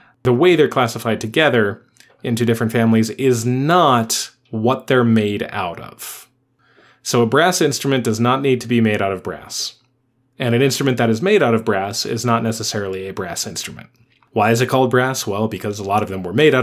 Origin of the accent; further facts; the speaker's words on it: United States; We are American.